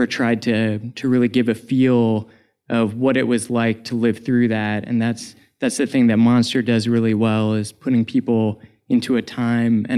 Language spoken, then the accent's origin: English; Northern Virginia, United States; I grew up in Northern Virginia, so I was a high school student when all this stuff was going on